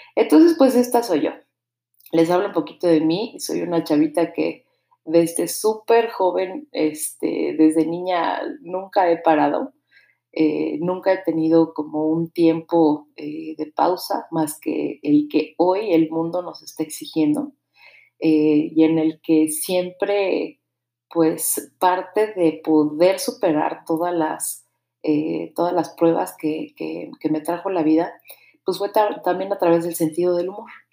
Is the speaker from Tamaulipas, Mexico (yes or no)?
no; Mexico City, Mexico; now in Querétaro, Mexico; yo nací en la Ciudad de México hace ya 38 años.